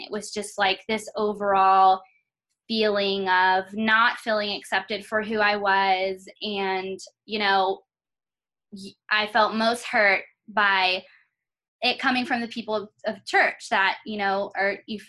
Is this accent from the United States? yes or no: yes; North Carolina, United States; moved away as an adult; now in Las Vegas, United States; I'm originally from North Carolina, and so I grew up there